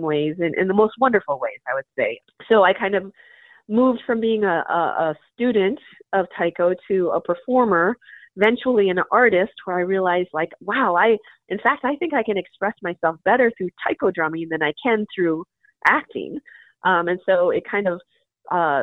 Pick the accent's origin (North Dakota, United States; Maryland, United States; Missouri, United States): North Dakota, United States; Minot; moved away as an adult; also born or lived in South Korea; now in Minneapolis, United States; I'm a Korean adoptee, and I grew up in Minot, North Dakota